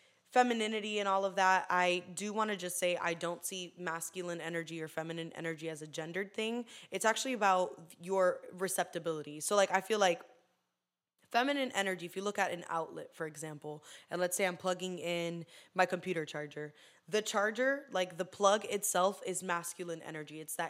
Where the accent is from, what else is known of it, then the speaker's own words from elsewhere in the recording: Poinciana, Florida, United States; also born or lived in Puerto Rico; I was born in Puerto Rico. I came to Florida at turning 8. I lived in Poinciana for a year, and then I moved to like Hunter's Creek, and then from there we moved to back to Poinciana